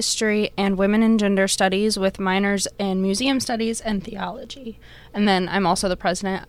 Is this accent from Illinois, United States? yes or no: yes; Pekin, Illinois, United States; moved away as an adult; now in Davenport, United States; I'm originally from Pekin, Illinois.